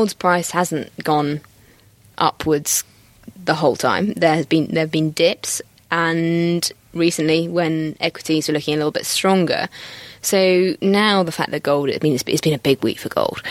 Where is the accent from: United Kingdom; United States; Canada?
United Kingdom; We have to quarantine as Brits